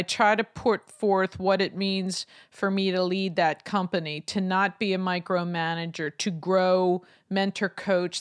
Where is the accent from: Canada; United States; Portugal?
United States; Lancaster, Pennsylvania; my hometown of Lancaster